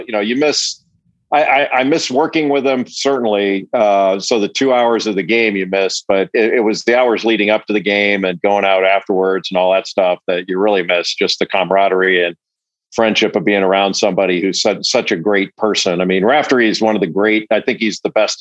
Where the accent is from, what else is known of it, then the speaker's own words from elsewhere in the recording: Los Angeles, California, United States; I'm 57 and, I grew up in Los Angeles